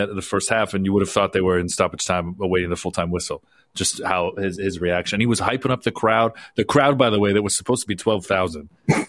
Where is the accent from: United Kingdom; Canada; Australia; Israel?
Canada; As a Canadian fan, waiting for a moment where Canada could be on that stage to qualify